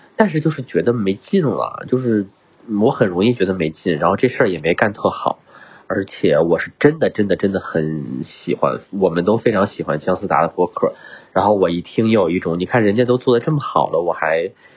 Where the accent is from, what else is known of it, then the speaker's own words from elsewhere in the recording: northern China, China; moved away; 我这种北方汉子，我是北方人啊，这种北方汉子